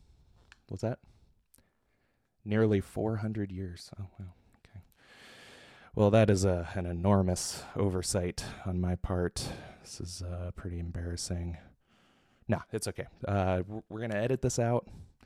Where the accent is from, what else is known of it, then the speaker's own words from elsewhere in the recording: United States; I'm American